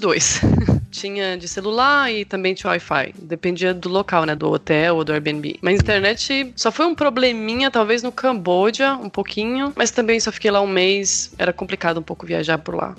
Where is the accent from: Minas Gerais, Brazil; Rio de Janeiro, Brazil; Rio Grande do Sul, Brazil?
Minas Gerais, Brazil; Machado Mineiro; moved away as an adult; now in Portugal; Eu nasci e cresci em uma cidadezinha no interior de Minas Gerais, no norte, chamada Machado Mineiro